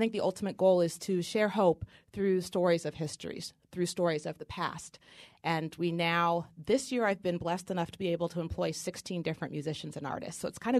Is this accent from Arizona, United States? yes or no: no; Oregon, United States; My father, I'm from Oregon, and my father used to always take me cross-country skiing in the mountains.